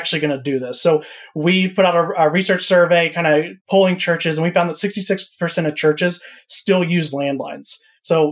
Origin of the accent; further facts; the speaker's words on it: Central Florida, United States; moved away as an adult; also born or lived in Missouri; I grew up in Central Florida